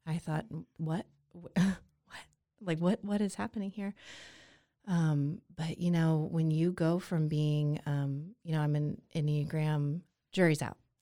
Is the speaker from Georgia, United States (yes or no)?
yes; Atlanta, Georgia, United States; now in Waco, United States; I was born and raised in Atlanta, Georgia